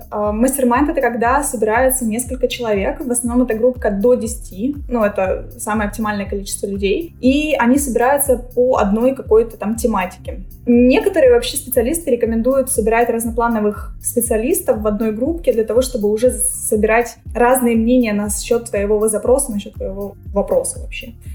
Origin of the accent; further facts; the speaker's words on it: Ukraine